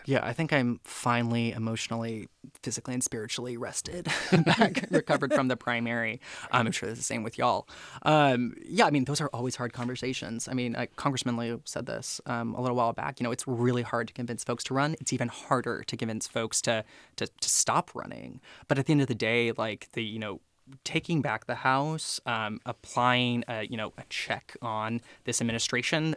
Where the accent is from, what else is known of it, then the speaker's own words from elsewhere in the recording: Galveston, Texas, United States; moved away as an adult; I'm from Galveston